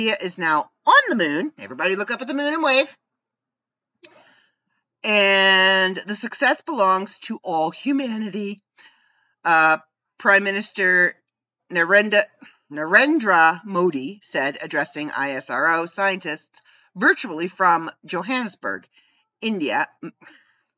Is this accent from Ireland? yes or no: no; Canada; as a Canadian